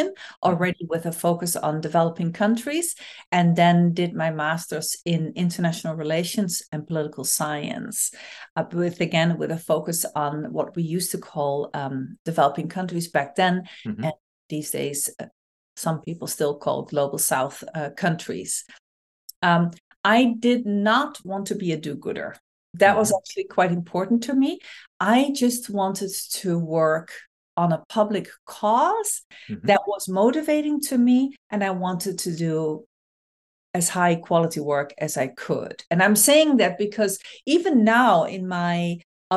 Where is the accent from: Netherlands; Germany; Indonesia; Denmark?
Netherlands; moved away as an adult; also born or lived in Cambodia; now in United States; I was born in the Netherlands and I lived there for the first 30 years.